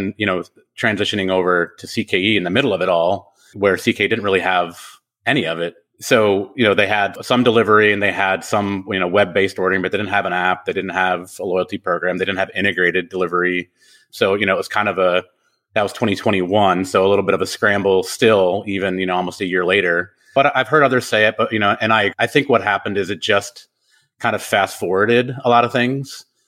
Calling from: Franklin, Tennessee, United States; I am in Franklin, Tennessee, so just about 15, 20 minutes south of Nashville.

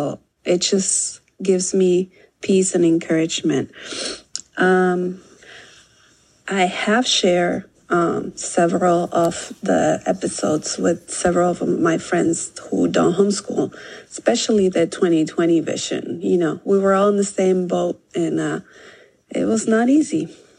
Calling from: Monrovia, California, United States; from Monrovia, California. I have been homeschooling for 11 years.

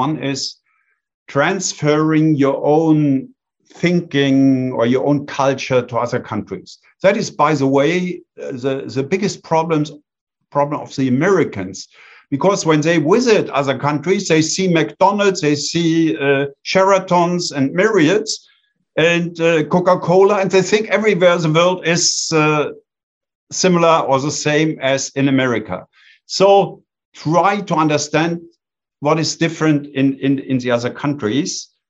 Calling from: Bonn, North Rhine-Westphalia, Germany; I am calling in from Bonn, Germany.

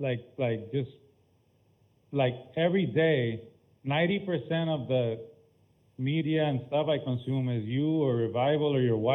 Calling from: Alabama, United States; I'm calling from Alabama.

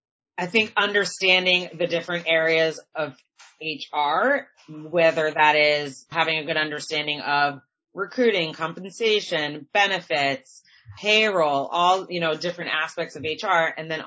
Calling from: outside of Boston, Massachusetts, United States; I'm calling in from Massachusetts, outside of Boston.

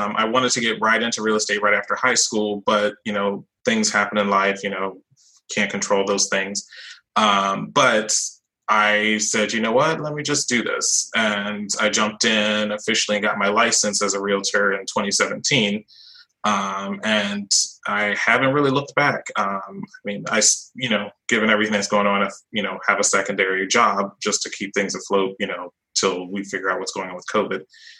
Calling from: Orlando, Florida, United States; I'm calling from Orlando, Florida, Sunshine State.

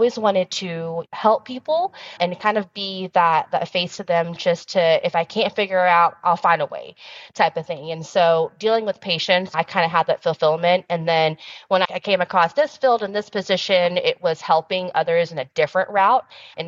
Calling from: Dallas, Texas, United States; I am dialing in from Texas. So we're in Dallas where our headquarters is at.

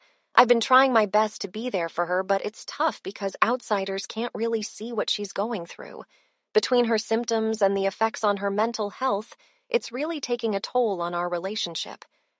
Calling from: Chicago, Illinois, United States; Hey, Brainwaves … from Chicago.

